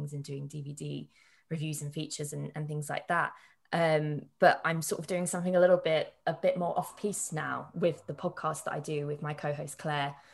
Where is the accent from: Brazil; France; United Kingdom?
United Kingdom; London; I'm from London